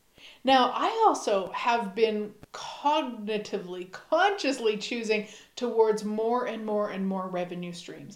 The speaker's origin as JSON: {"language": "English", "region": "Saskatchewan", "country": "Canada", "said": "we are both from Saskatchewan, Canada."}